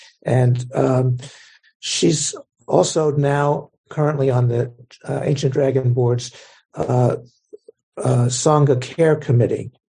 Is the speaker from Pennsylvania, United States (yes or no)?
yes; Pittsburgh, Pennsylvania, United States; moved away as an adult; now in Chicago, United States; Pittsburgh, my hometown